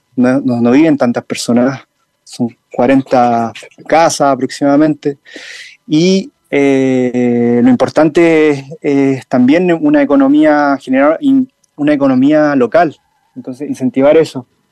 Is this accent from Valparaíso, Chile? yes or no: no; Linares, Maule, Chile; also born or lived in Talcahuano; en la localidad Linares, donde yo nací